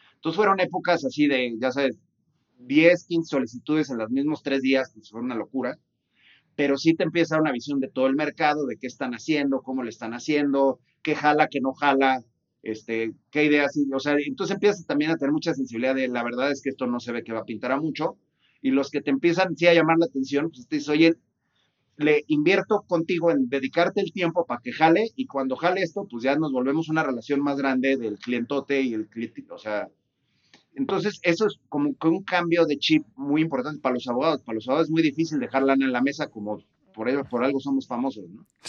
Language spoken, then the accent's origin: Spanish; Guadalajara, Jalisco, Mexico; yo soy de Guadalajara, este, y soy abogado